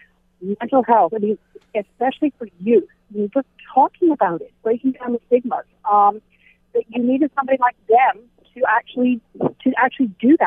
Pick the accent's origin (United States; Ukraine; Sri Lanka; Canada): Canada; I'm such a Canadian.